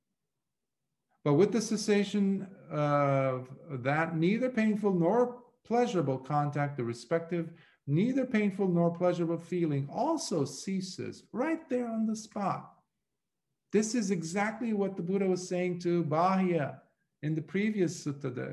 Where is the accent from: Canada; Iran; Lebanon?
Lebanon; moved away; growing up in Lebanon, when I was about 11, 12, I had gone to learn the business or art of goldsmithing